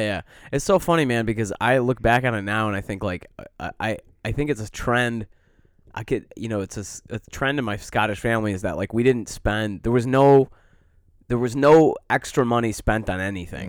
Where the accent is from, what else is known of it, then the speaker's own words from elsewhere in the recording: Detroit, Michigan, United States; now in Chicago, United States; growing up in Metro Detroit